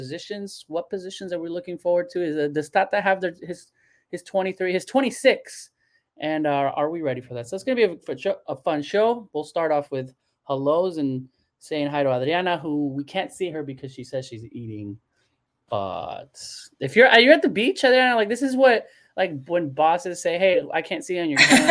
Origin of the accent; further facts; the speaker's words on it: Phoenix, Arizona, United States; I'm from Phoenix